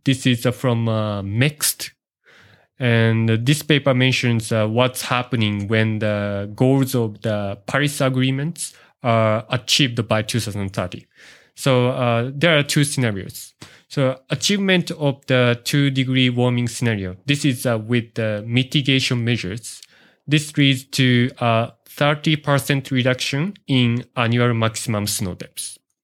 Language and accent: English; Yuzawa, Niigata, Japan; now in Matsunoyama, Japan; I'm from, uh, Ichikoyuzawa, uh, the next city